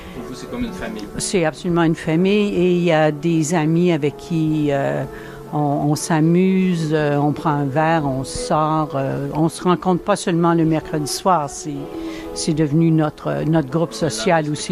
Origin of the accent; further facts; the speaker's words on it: Asbestos, Quebec, Canada; je viens du Québec, je suis, euh, je suis québécoise, je viens de, de la ville d'Asbestos qui veut maintenant changer son nom. Alors, dans les cantons de l'Est